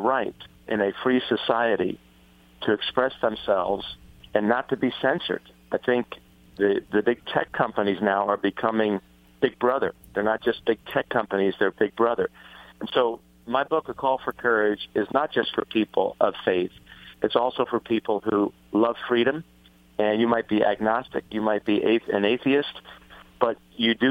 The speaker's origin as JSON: {"language": "English", "region": "New Jersey", "country": "United States", "said": "I'm from New Jersey"}